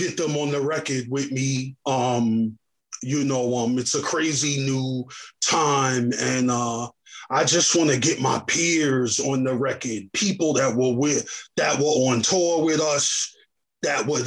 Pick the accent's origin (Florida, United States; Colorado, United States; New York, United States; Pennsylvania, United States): New York, United States; New York City; also born or lived in Mount Vernon, New York / Jamaica, Queens; born in Mount Vernon, New York, and I grew up in the Bronx initially. From the Bronx, I went to Queens. This is where I started to write. I was 10 years old